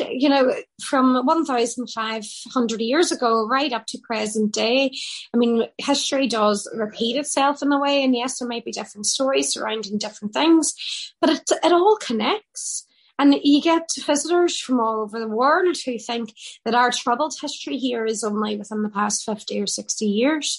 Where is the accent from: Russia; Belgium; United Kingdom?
United Kingdom; Derry, Northern Ireland; it's a great trait that we have here in Derry